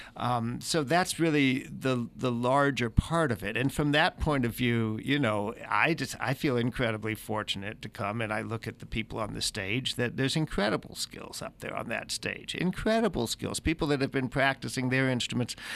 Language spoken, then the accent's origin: English; San Francisco Bay Area, California, United States; born or raised there; moved away as an adult; also born or lived in Pensacola